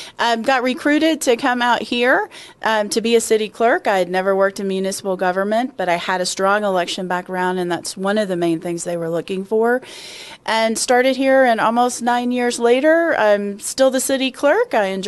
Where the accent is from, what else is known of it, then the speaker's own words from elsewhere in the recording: Kentucky, United States; now in Colorado, United States; I came from Kentucky, where it was hot and humid in the summers, and it's hot here